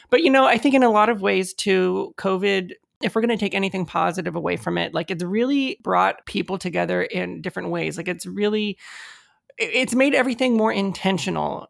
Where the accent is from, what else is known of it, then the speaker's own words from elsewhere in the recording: United States; Mexican American, I mean, I was born here in the States, and my, my parents were also born here in the States.